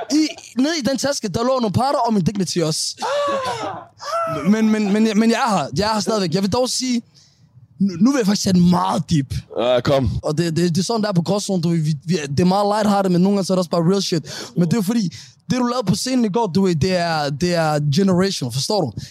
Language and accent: Danish; Denmark; Vi, vi, er vok- vi i vores ungdom, som somalier i Danmark, hvor mig og Hassan, vi valgte at være i den her midte, ikke?